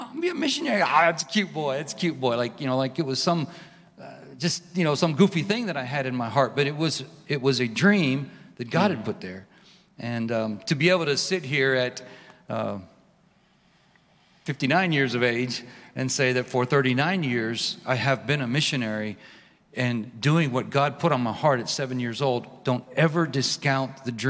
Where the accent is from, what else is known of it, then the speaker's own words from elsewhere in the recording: Pennsylvania, United States; moved away as an adult; also born or lived in Mexico; now in Guatemala; I was raised in Pennsylvania